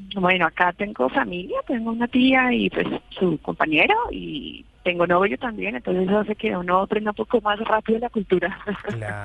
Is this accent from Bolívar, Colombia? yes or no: no; Bogotá, Colombia; moved away as an adult; now in New Zealand; soy de Bogotá. Llevo aquí ya tres años